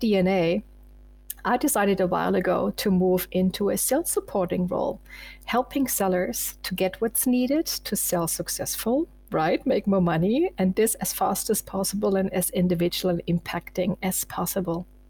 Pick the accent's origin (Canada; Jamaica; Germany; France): Germany; eastern Germany; now in Munich, Germany; I was born in Eastern Germany and I was once a refugee from East to West Germany